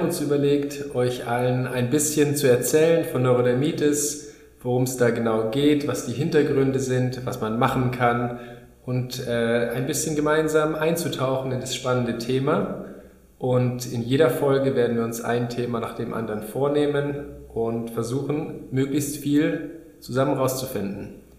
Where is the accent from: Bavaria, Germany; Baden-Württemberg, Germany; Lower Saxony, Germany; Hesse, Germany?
Bavaria, Germany; Munich; moved away as an adult; also born or lived in Regensburg; now in Berlin, Germany; Ich komme ursprünglich aus München. Da bin ich äh, geboren worden und wurde da groß